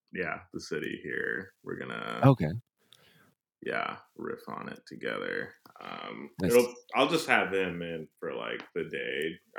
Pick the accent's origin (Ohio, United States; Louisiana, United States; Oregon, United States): Ohio, United States; Cleveland; now in New York, United States; I grew up in Cleveland, Ohio.